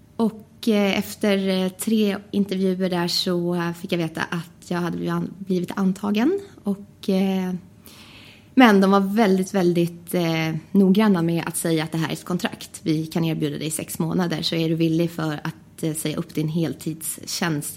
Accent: Västerås, Västmanland, Sweden; jag kommer från Västerås

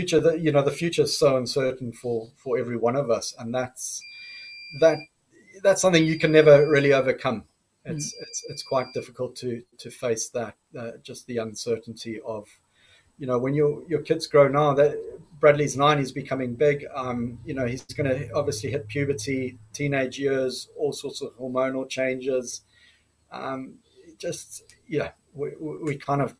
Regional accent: Zimbabwe; now in United Kingdom; I'm from Zimbabwe originally. I'm so grateful and thankful to be living in the UK

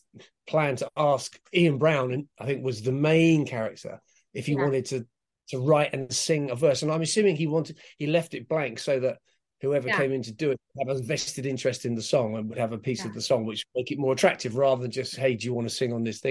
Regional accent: London, United Kingdom; moved away as an adult; now in Los Angeles, United States; I'm originally from London and I've been out here in LA for 20 years now.

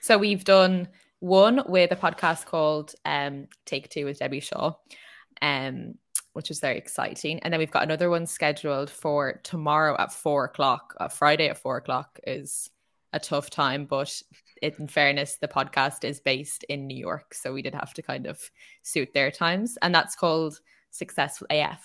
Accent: Ireland

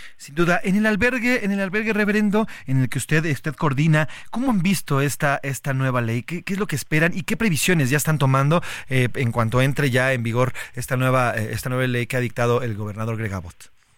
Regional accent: Mexico; Nosotros como mexicanos

